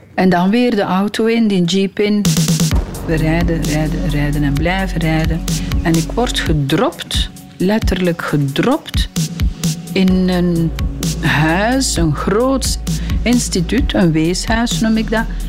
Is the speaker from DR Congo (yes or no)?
yes; DR Congo; moved away; Mijn vader woonde dan in die riante villa waar ik geboren ben. En dat lag op een hoogte. En van in de hoogte van zijn villa zag hij beneden op het Kivumeer